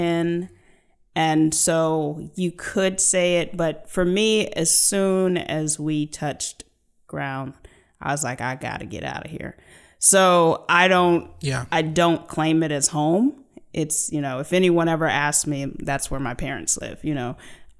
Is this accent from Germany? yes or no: yes; Germany; born there; also born or lived in United States; my dad was in the military, so I lived all over the world. I was born in Germany